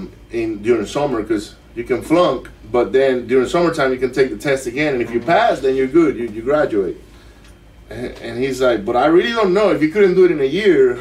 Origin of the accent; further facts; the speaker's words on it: Maracaibo, Zulia, Venezuela; English is a second language; moved away as an adult; also born or lived in Miami; now in Katy, United States; I grew up in Venezuela, Maracaibo, which is a city where every kid gets bullied